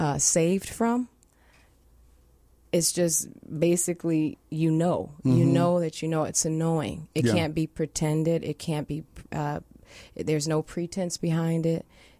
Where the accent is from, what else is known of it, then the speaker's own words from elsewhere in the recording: Detroit, Michigan, United States; accent: Midwestern; also born or lived in White Plains, New York; now in New York City, United States; I'm from Detroit, Michigan. I'm a Motor City girl.